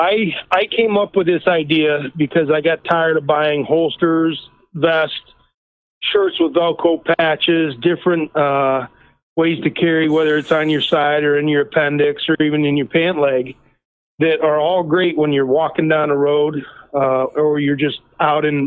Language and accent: English; Pennsylvania, United States; I'm from Pennsylvania